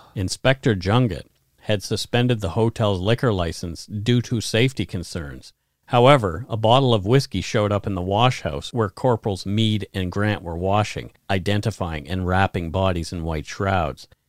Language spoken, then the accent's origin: English; Bridgewater, Nova Scotia, Canada; My hometown is centered around a Michelin tire plant